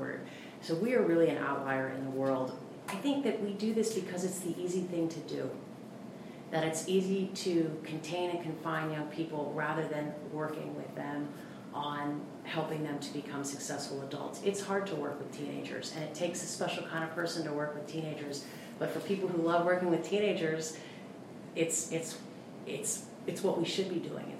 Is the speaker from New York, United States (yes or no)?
no; Wilmington, Delaware, United States; I was raised in Wilmington, Delaware